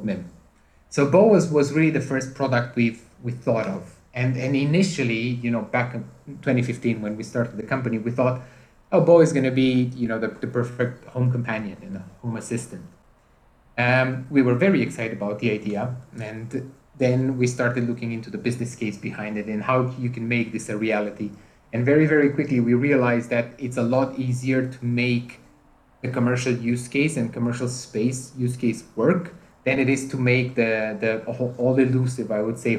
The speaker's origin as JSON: {"language": "English", "country": "Romania", "moved": "yes", "lives_now": "United Kingdom", "said": "I'm originally from Romania"}